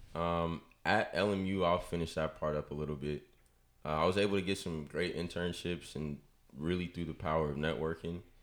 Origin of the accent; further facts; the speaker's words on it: Richmond, California, United States; I am from Richmond. Like I said, went to high school at St. Mary's for two years and then came over to the dark side to Salesian with y'all boys